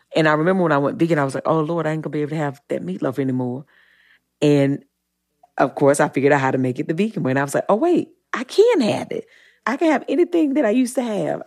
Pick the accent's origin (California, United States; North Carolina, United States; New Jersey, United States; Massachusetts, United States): North Carolina, United States; Eden; I'm from the South and I, I grew up in, in Eden, North Carolina